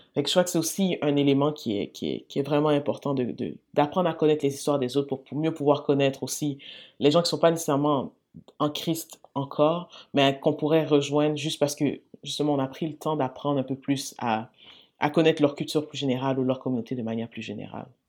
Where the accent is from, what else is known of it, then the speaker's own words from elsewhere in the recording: L'Assomption, Quebec, Canada; also born or lived in Montreal; je suis née à Sainte-Justine. je suis quand même, je au Québec depuis toutes les années de ma vie. Euh, hmm. J'ai célébré la Saint-Jean régulièrement